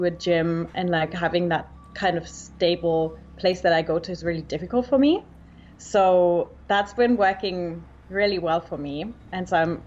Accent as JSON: {"language": "English", "country": "Germany", "tie": "born or raised there", "also_born_or_lived": "Australia / New York", "accent": "Australia or New Zealand", "moved": "as an adult", "said": "So I actually grew up in Germany, but I moved to Australia when I was 19. I went to school in Australia, so that's where that's coming from. I lived there for 6 years."}